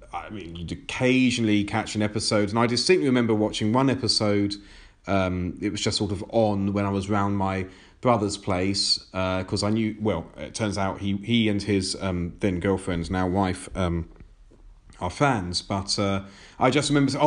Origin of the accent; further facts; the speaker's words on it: United Kingdom; we are both British-born. We're in the UK